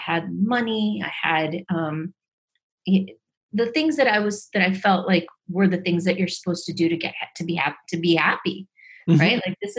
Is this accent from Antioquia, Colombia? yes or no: yes; Medellin, Antioquia, Colombia; born there; Well, I was born in Medellin, Colombia.